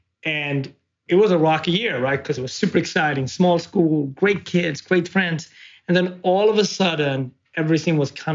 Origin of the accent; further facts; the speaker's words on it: Sweden; also born or lived in Ethiopia; now in United States; being an immigrant, being a Black man, being a Swede, being Ethiopian, but also being adopted, being American